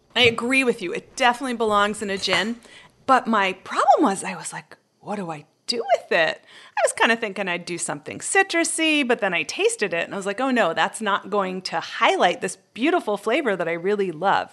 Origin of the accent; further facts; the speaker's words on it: Canada; I grew up in Canada